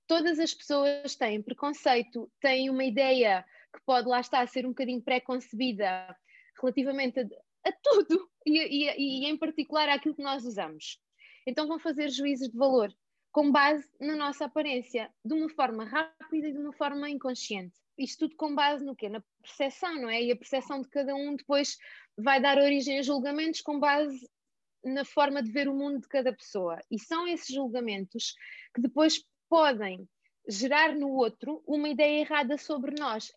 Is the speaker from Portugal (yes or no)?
yes; Alentejo, Portugal; moved away as an adult; eu sou alentejana, vivi no Alentejo e até aos dezoito anos